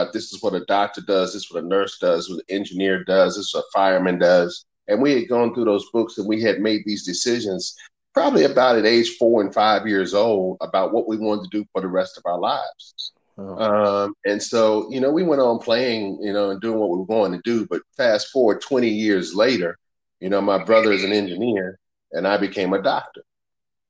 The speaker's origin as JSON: {"language": "English", "town": "Winston-Salem", "region": "North Carolina", "country": "United States", "tie": "born or raised there", "said": "I was raised in Winston-Salem, North Carolina"}